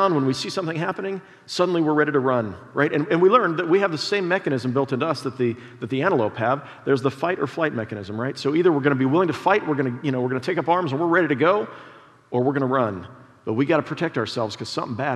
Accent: Prairie Village, Kansas, United States; I grew up in Prairie Village at 68th and Mission Road

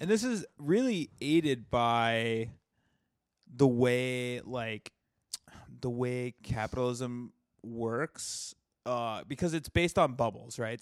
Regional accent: the South, United States; I was raised in the South

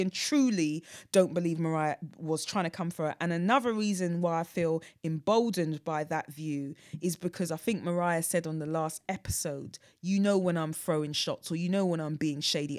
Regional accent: London, United Kingdom; I grew up in North Weezy.

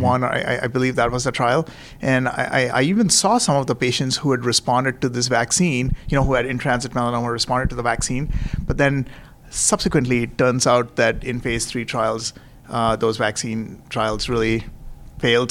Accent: Nagpur, Maharashtra, India; moved away as an adult; also born or lived in Indianapolis, United States / New York City, United States / Tampa, United States; now in San Francisco, United States; I am originally from Nagpur, uh, you know, which is up in the center of India.

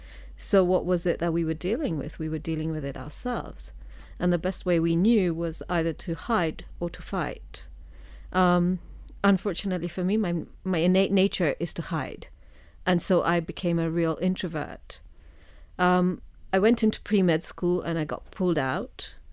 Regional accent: Kenya; moved away; I was born and brought up in Kenya.

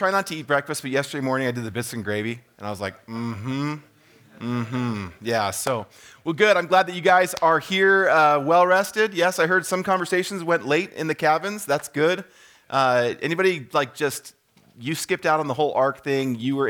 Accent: California, United States; Just a little bit quick about me. I've been here at Hume for about 4.5 years. I came from Southern California in the Chino Hills, Chino, Ontario area. If anyone knows that area, we lived in Corona, Eastvale.

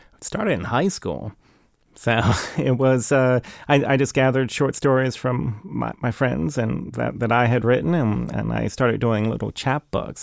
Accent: Kensington, Maryland, United States; we grew up in Kensington, uh, and we backed up against, uh, Rock Creek Park

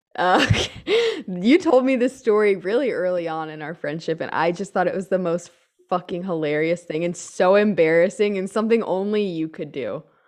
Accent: United States; I'm American

